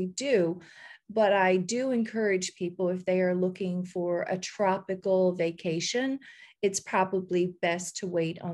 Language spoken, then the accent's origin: English; Fortune, Newfoundland and Labrador, Canada; moved away as an adult; now in Costa Rica; my hometown in Newfoundland, which is Fortune, which is where I grew up and you know, stayed until I was, I guess 18